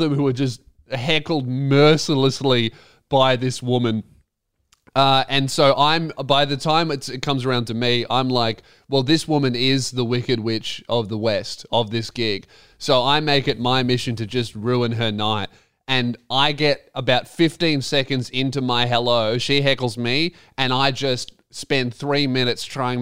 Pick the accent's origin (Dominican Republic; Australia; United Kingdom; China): Australia; Frankston, Victoria; I'm from Frankston